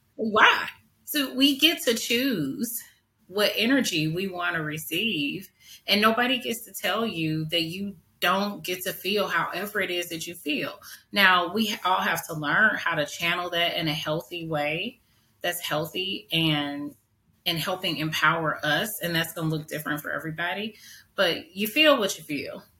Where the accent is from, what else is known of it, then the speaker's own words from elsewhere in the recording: St. Louis, Missouri, United States; I grew up in North St. Louis in the 80s